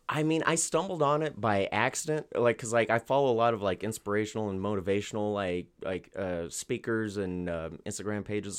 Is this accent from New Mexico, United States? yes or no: yes; Albuquerque, New Mexico, United States; born or raised there